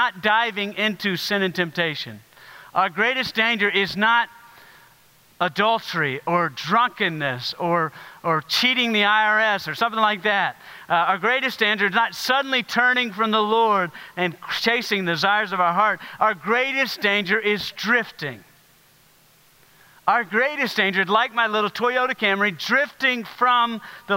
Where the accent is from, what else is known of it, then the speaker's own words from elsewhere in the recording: South Carolina, United States; moved away; I grew up in South Carolina